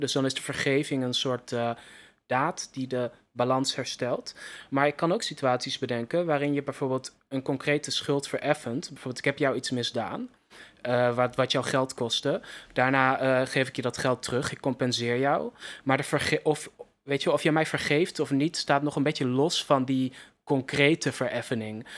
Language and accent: Dutch; Netherlands; als Nederlanders